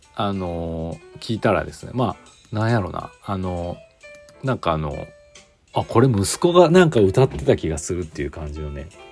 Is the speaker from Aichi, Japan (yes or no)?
yes; Aichi, Japan; now in Gifu, Japan; 私愛知出身